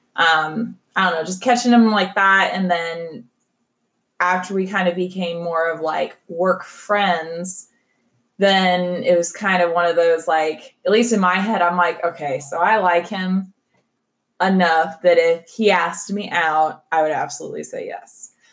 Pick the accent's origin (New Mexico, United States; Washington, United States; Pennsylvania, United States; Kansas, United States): Kansas, United States; Kansas City; I'm a Kansas City girl. No, um, born and raised here